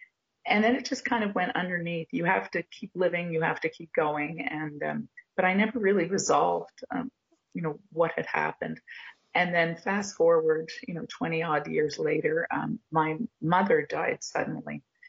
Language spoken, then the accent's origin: English; Montreal, Quebec, Canada; now in Cape Breton Island, Canada; But basically, I moved to Cape Breton Island from Montreal, and I started writing letters home.